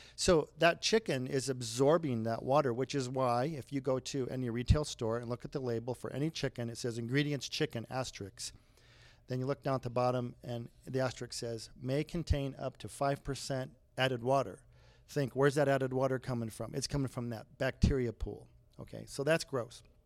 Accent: Brighton, Colorado, United States; I grew up on a farm outside of Brighton, uh, just a mile west of Brighton on the Platte River

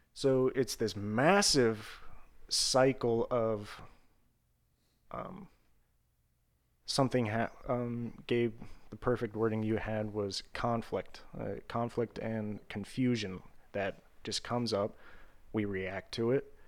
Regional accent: Vandalia, Ohio, United States; my hometown in Ohio

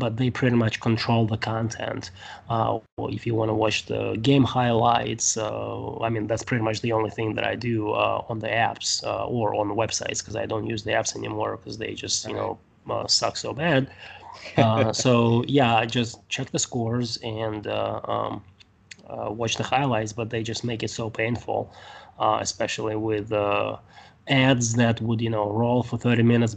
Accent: Siberia, Russia; now in United States; because I'm from Russia, from Siberia

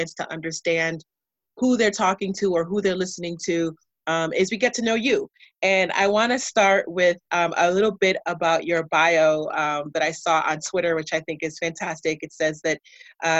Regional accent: United States; someone who is a first generation American. My parents also left Nigeria. My dad left first. He left in the late 70s, and my mom followed and then had me here. And while I've only lived in the United States

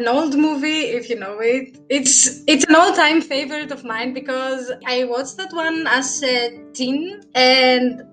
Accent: Thessaloniki, Central Macedonia, Greece; I'm from Greece, Thessaloniki. It's the second biggest city.

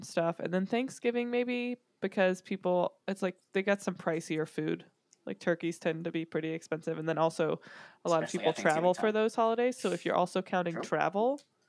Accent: the Bible Belt, the South, United States; I grew up in what is commonly referred to as the Bible Belt

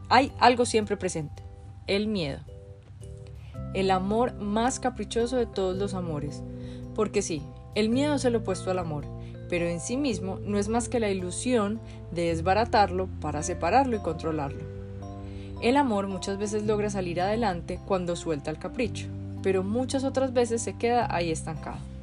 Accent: Medellín, Antioquia, Colombia; Yo nací en Medellín, Colombia en 1985, una época de mucha violencia, muchísima, violencia en serio. Crecí yendo en el carro con mi mamá y mis hermanos

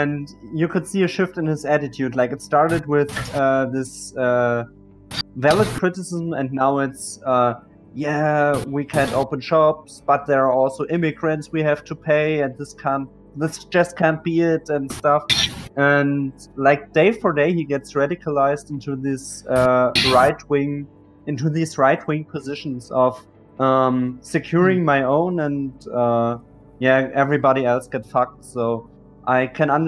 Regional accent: eastern Germany, Germany; mostly here in Eastern Germany

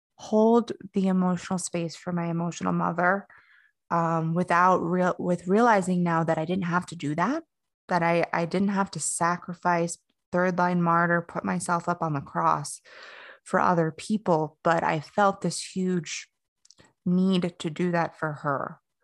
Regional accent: Fort Lauderdale, Florida, United States; moved away as an adult; now in Asheville, United States; I grew up in South Florida. Um, I was born in Fort Lauderdale, and I basically have lived all over Florida at this point

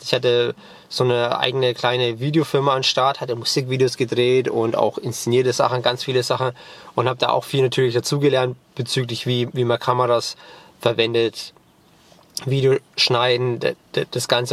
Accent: Germany; first language German and English; ich bin bilingual aufgewachsen. Mein Vater ist Amerikaner, meine Mutter ist Deutsche und ich bin als Kind zweisprachig aufgewachsen

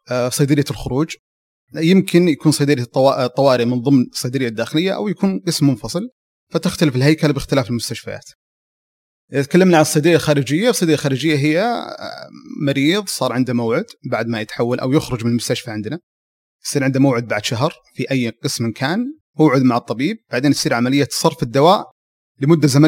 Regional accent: Abha, Asir, Saudi Arabia; من آه، سكان المنطقه الجنوبيه مدينه ابها نشأت وترعرعت ودرست في ابها تخرجت من جامعه الملك خالد

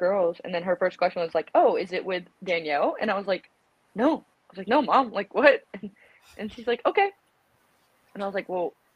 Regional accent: South Carolina, United States; I was born and raised in South Carolina.

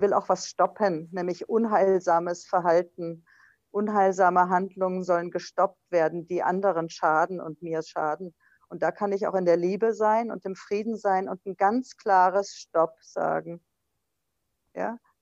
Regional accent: West Germany, Germany; ich bin ja Westdeutsche

